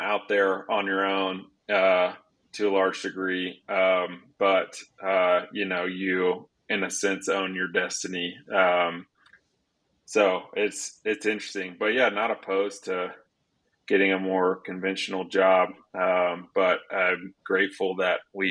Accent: South Louisiana, United States; also born or lived in Waco, Texas / Dallas, Texas; now in Colorado, United States; Grew up in South Louisiana

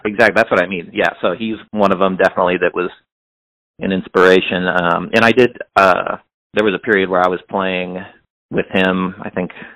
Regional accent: Hannibal, Missouri, United States; now in Kansas City, United States

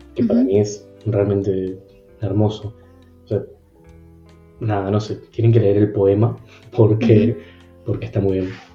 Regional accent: Treinta y Tres, Uruguay; yo vengo de un pueblo en concreto de Uruguay, mi pueblo es 33

